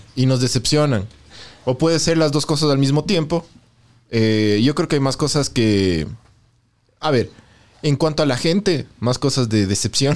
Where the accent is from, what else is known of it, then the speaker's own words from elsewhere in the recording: Ecuador; mi querido Ecuador